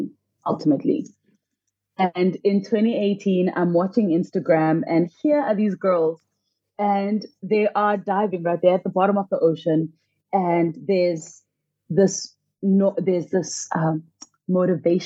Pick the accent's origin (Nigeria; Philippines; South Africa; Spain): South Africa; Soweto, Gauteng; I grew up in Soweto, a landlocked area about 6 hours from the nearest beach